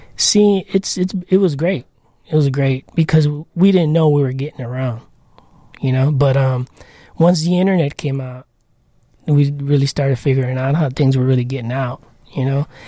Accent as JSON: {"language": "English", "town": "Chicago", "region": "Illinois", "country": "United States", "tie": "born or raised there", "also_born_or_lived": "Logan Square, Chicago", "said": "as a kid, I grew up on Pilsen, a little village."}